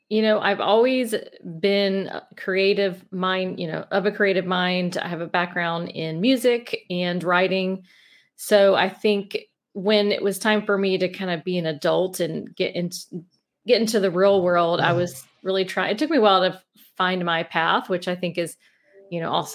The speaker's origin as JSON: {"language": "English", "town": "Mobile", "region": "Alabama", "country": "United States", "tie": "born or raised there", "accent": "Southern", "said": "Yeah, I'm from Mobile, Alabama. So, and a lot of people don't believe that because they don't have a strong Southern accent, but it comes out at times. So yeah, we born and raised in Mobile, my husband as well."}